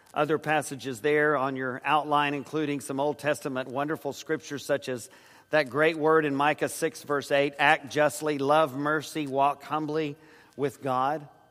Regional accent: San Antonio, Texas, United States; Joyce and I grew up in San Antonio

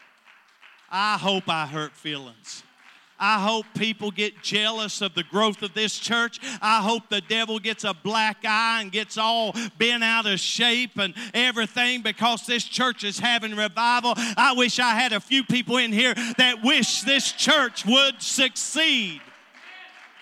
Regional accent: Harlan, Kentucky, United States; I was born in Bloody Harlan

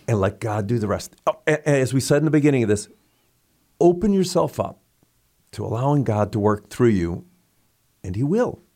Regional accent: St. Louis, Missouri, United States; I was from Saint Louis

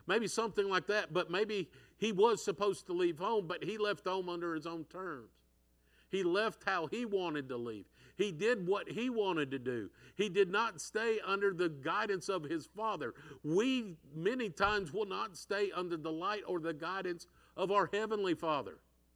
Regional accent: San Diego, California, United States; I'm from San Diego, so I'll say he went off to San Diego

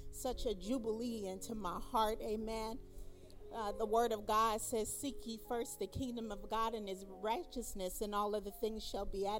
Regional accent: Long Beach, California, United States; I'm from Long Beach, California

